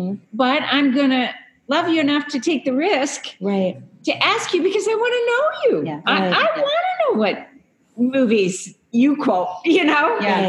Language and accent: English; Wisconsin, United States; I'm from Wisconsin, right next door to Minnesota